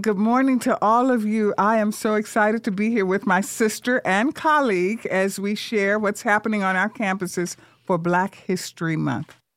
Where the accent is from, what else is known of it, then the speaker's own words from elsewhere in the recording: Vicksburg, Mississippi, United States; now in San Antonio, United States; Vicksburg, Mississippi, from the segregated South where I grew up